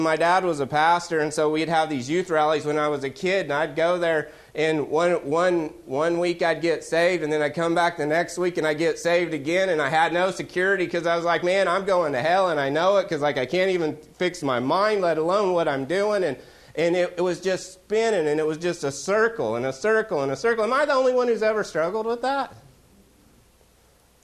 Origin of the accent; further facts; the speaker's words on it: Oklahoma, United States; I'm from Oklahoma